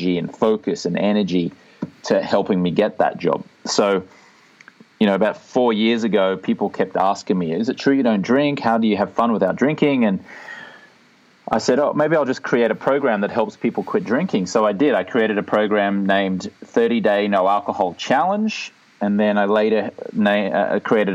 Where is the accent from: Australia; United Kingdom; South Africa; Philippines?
Australia; moved away as an adult; now in Venice Beach, United States; I'm from Australia, but I live in Venice Beach, California.